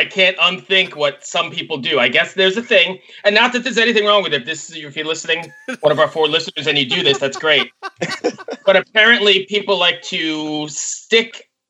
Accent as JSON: {"language": "English", "region": "New York", "country": "United States", "accent": "New York", "moved": "as an adult", "lives_now": "Richmond, United States", "said": "I'm originally from New York, but living in Richmond, Virginia, going on 15 years now."}